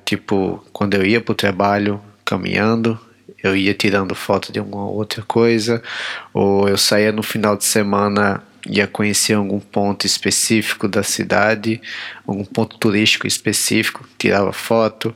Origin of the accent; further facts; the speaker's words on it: Natal, Rio Grande do Norte, Brazil; moved away as an adult; now in Maputo, Mozambique; sou nordestino, cabra da peste, sou de Natal, Rio Grande do Norte